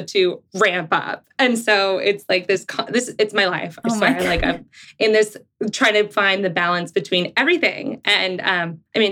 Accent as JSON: {"language": "English", "town": "Tucson", "region": "Arizona", "country": "United States", "tie": "born or raised there", "lives_now": "Gilbert, United States", "said": "I was born and raised in Tucson, Arizona"}